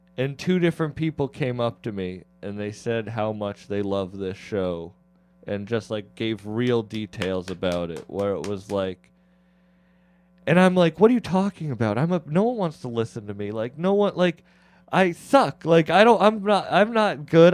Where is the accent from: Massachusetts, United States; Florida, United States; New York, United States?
Massachusetts, United States; I'm from Mass